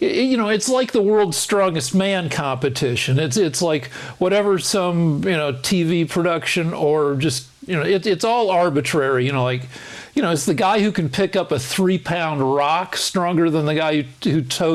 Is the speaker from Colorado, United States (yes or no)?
yes; Boulder, Colorado, United States; It was my hometown school.